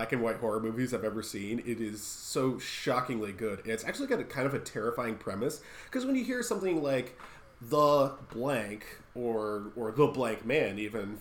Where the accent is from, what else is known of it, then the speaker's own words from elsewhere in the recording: United States; I'm an American